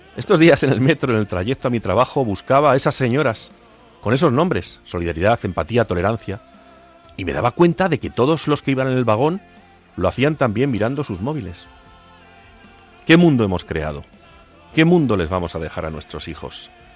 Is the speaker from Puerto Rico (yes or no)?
no; Agudo, Castilla-La Mancha, Spain; en mi pueblo en Agudo, el lugar en que fui bautizado hace ya algunos años